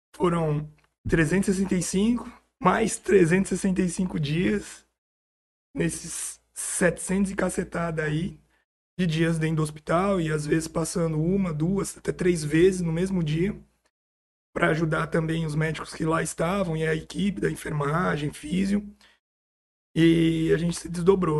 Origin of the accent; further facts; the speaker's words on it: São Paulo, Brazil; moved away as an adult; now in São José do Rio Preto, Brazil; Eu sou nascido em São Paulo, fiz tudo em São Paulo